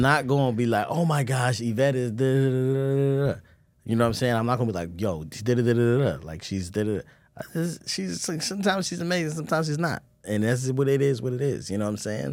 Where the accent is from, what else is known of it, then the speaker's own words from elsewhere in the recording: Baltimore, Maryland, United States; I'm from Baltimore